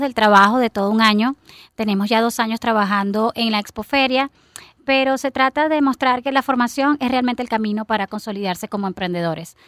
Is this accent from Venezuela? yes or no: yes; Venezuela; Nosotros como venezolanos